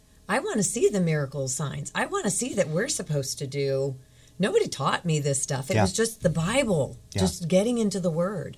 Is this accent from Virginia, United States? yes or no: yes; Virginia Beach, Virginia, United States; I grew up in Virginia Beach, Navy brat. I grew up in Virginia Beach for the most part.